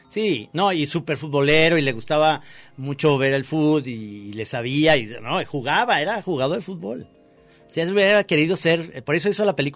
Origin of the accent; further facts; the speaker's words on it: Mexico; Somos los únicos de México.